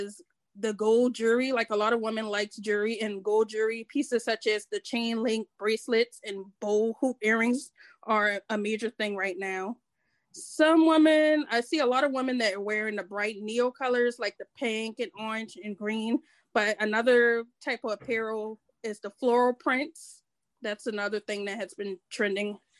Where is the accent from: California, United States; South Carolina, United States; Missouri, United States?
South Carolina, United States; Charleston; I'm from Charleston, South Carolina